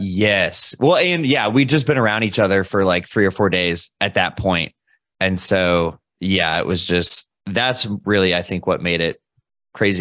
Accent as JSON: {"language": "English", "town": "Louisville", "region": "Kentucky", "country": "United States", "said": "I'm from Louisville, Kentucky"}